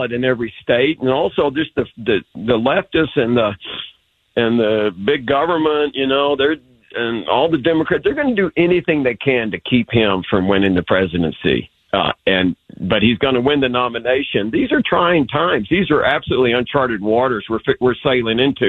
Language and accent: English; Texas, United States; we have so much pride in Texas. We're our own country